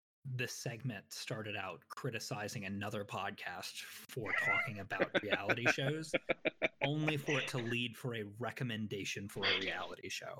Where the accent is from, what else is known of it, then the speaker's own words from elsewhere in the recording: Midwest, United States; now in Atlanta, United States; I'm from the Midwest.